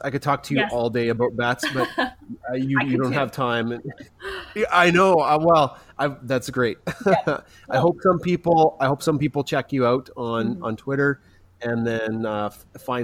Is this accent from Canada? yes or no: yes; Canada; Being a Canadian